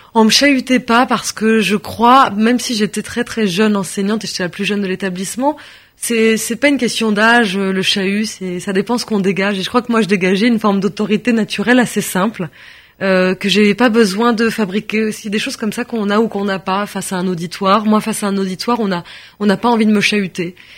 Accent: France; Je suis née en France, de parents français. Je suis française.

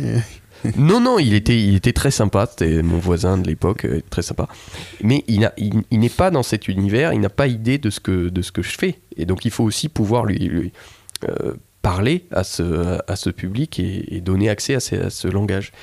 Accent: Toulouse, Occitania, France; je suis toulousain

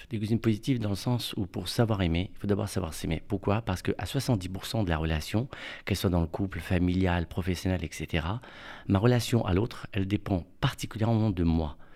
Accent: Morocco; now in Paris, France; quand je suis venu à Paris, euh, je suis venu du Maroc. Et au Maroc, vous savez, il y a les femmes de ménage, chauffeurs, etc.

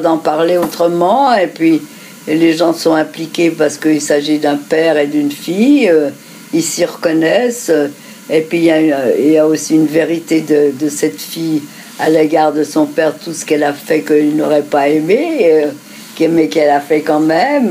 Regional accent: France; nous sommes, nous sommes français, juifs.

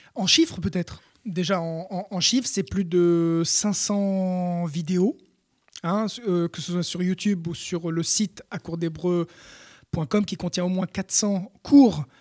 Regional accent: France; first language French; nous, Français, on aime notre langue maternelle

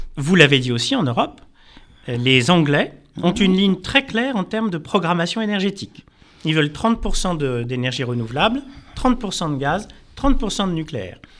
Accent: France; en tant que Français

